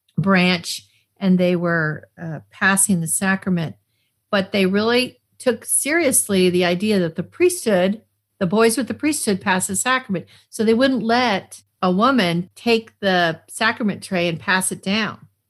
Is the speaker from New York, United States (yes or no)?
no; Arlington, Massachusetts, United States; also born or lived in Cheyenne, Wyoming, United States; I grew up near Boston